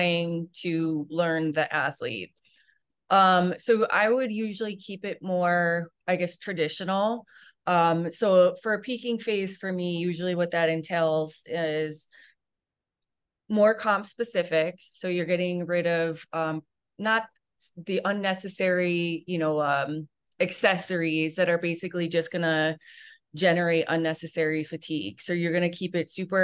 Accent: New York, United States; now in California, United States; I'm from New York

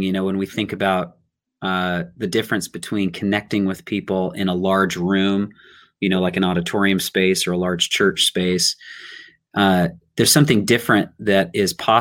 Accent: Riverside, California, United States; moved away as an adult; also born or lived in Long Beach, California; now in Los Angeles, United States; And then I was raised in Riverside.

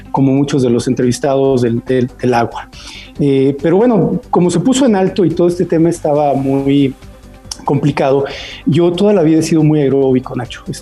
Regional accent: Mexico City, Mexico; Yo soy de la Ciudad de México. ¿De qué eh, colonia? Eh, originalmente de niño de Jardín Balbuena, que era unos espacios abiertos y en donde podías estar toda la tarde afuera jugando

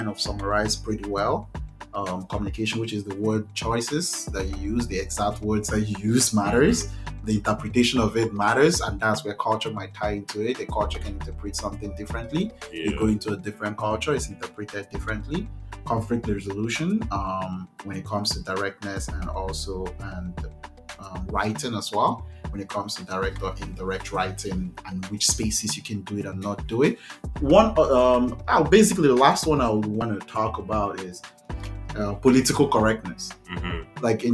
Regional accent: Nigeria; moved away; I know as a Nigerian

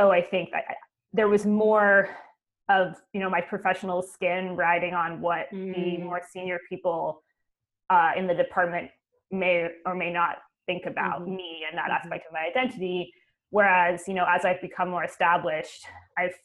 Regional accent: Canada; now in Oxford, United Kingdom; I'm actually Canadian.

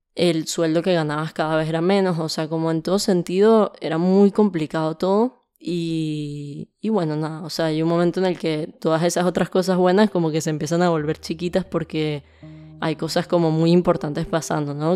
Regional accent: Caracas, Capital District, Venezuela; moved away as an adult; now in Argentina; vengo de Venezuela, nací en Venezuela y pasé toda mi vida ahí. En Venezuela vivía en Caracas, que es la capital

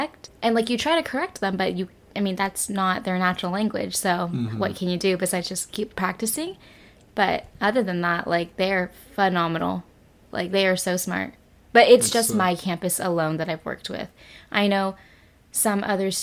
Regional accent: California, United States; accent: Californian; moved away as an adult; now in South Korea; my accent is very, like, Californian

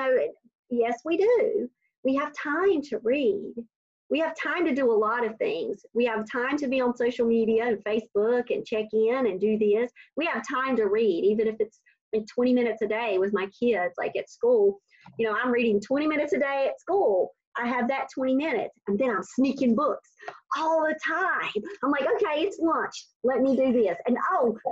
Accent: North Carolina, United States; moved away as an adult; now in Raleigh, United States; I'm from North Carolina, a very small town where relationships matter.

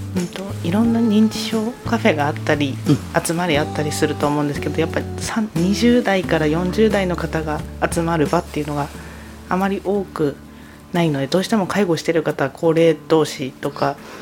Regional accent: Tomakomai, Hokkaido, Japan; 育ちもずっと苫小牧です

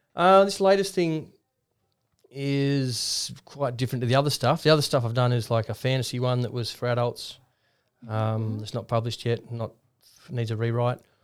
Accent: Ballina, New South Wales, Australia; I'm from Ballina in the far north coast

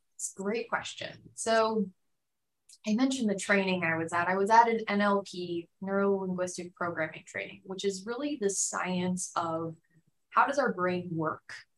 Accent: Phoenix, Arizona, United States; moved away as an adult; also born or lived in Tucson, Arizona; now in San Diego, United States; I grew up mostly in Phoenix, Arizona

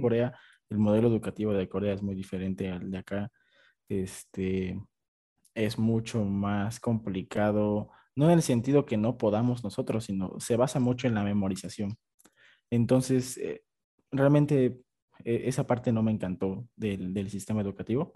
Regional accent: Oaxaca, Mexico; moved away as an adult; Yo soy de Oaxaca

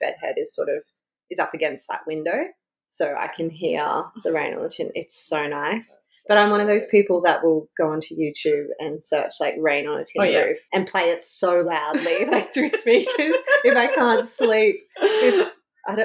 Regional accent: Roma, Queensland, Australia; also born or lived in Charleville, Queensland; I grew up in Roma

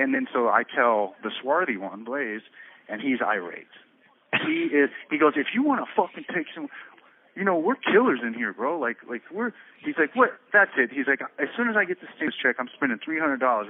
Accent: Florida, United States; I was from Florida

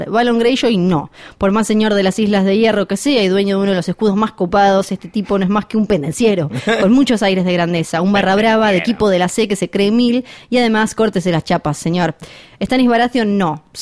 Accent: Tierra del Fuego, Argentina; yo soy de Tierra del Fuego

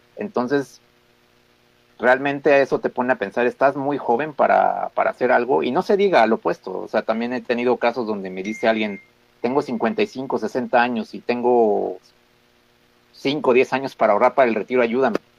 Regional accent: Mexico; nosotros como mexicanos

